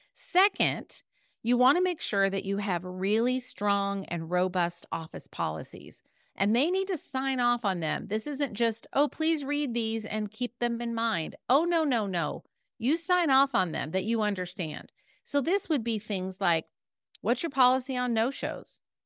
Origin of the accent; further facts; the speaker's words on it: California, United States; I'm from California, the West Coast